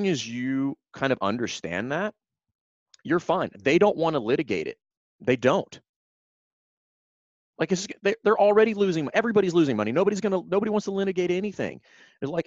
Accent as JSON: {"language": "English", "region": "Louisiana", "country": "United States", "moved": "yes", "lives_now": "Virginia, United States", "said": "I'm from Louisiana"}